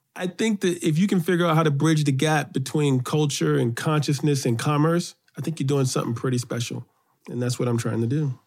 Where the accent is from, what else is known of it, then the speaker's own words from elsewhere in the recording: New York City, New York, United States; I grew up on the Upper West Side of New York